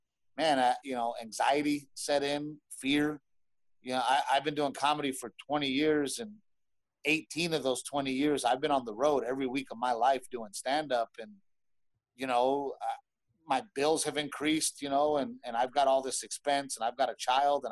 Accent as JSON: {"language": "English", "region": "Texas", "country": "United States", "also_born_or_lived": "Los Angeles", "said": "I am from Texas and I've been hunting and fishing my whole fucking life"}